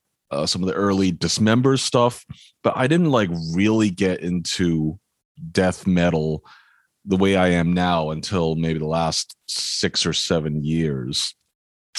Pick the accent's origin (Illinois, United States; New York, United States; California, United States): California, United States; Bay Area; I grew up in the Bay Area in California